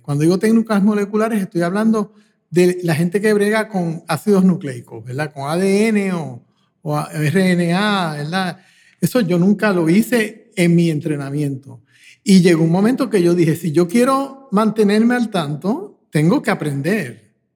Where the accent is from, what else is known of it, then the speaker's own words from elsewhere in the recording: Puerto Rico; me crié en Puerto Rico